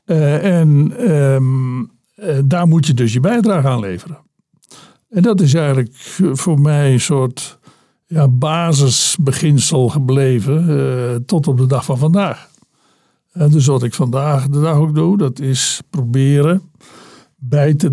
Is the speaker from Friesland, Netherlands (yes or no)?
no; at the Belgian border, Zeeland, Netherlands; ik ben geboren eh, aan de uiterste zuidwest, in de uiterste zuidwesthoek van eh, Nederland. Eh, aan, pal aan de Belgische grens. Mijn eh, geboortewieg stond op minder dan een kilometer van de Belgische grens daar.